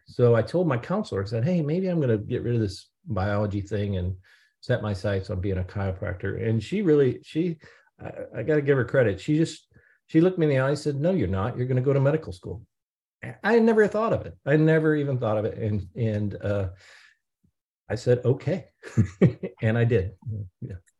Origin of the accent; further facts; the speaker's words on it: St. Louis, Missouri, United States; also born or lived in Edwardsville, Illinois / Columbia, Missouri; I was born and raised in Saint Louis, Missouri